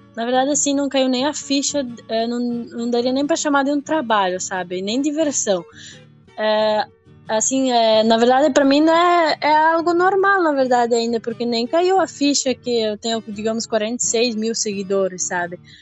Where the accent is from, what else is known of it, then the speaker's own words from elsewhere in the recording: Seara, interior of Santa Catarina, Brazil; eu nasci ah, aqui em Ceará mesmo. Eu moro em Linha Berno, que seria a linha da minha cidade, né? Ah, tipo, eu nasci e me criei aqui onde eu moro